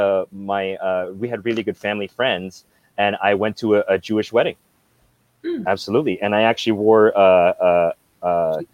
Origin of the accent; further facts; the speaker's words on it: Brampton, Ontario, Canada; also born or lived in Philippines; I grew up like in Brampton